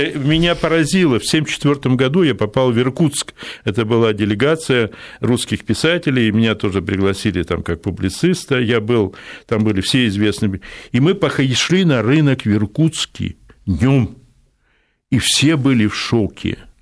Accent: Odesa, Odesa Oblast, Ukraine; moved away; сам я вырос в Одессе, как дитя привоза

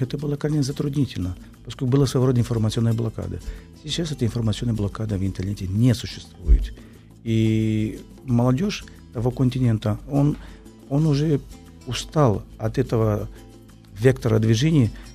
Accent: Brazil

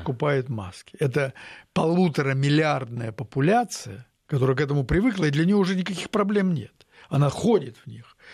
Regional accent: Tyumen, Tyumen Oblast, Russia

